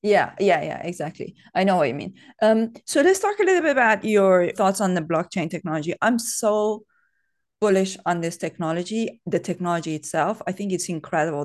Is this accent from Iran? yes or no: yes; Iran; moved away as an adult; now in United Kingdom; I grew up in Iran. Uh, I was there until I was twenty-three.